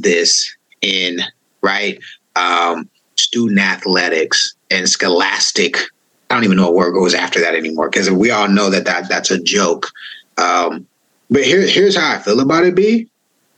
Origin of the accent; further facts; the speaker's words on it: East Bay, California, United States; moved away as an adult; also born or lived in Oklahoma; I'm from the East Bay and I wanted to represent my community.